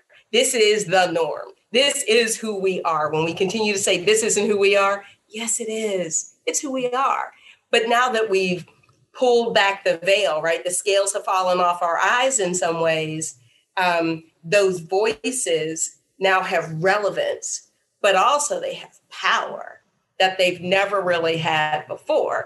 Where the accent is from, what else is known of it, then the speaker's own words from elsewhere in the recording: Pittsburgh, Pennsylvania, United States; now in Charlottesville, United States; I'm from Pittsburgh, which is a heavily unionized steel community.